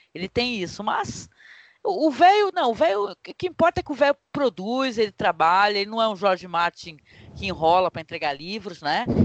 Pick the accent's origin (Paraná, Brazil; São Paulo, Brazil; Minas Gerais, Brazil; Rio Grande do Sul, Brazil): São Paulo, Brazil; Santos; eu sou daqui da região de Guarujá, Santos